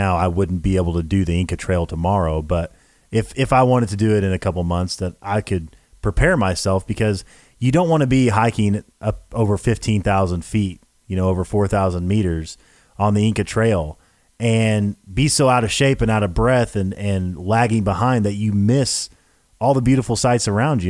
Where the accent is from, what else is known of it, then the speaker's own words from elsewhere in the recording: Tennessee, United States; Look, I'm from Tennessee. What do you think? What do you expect?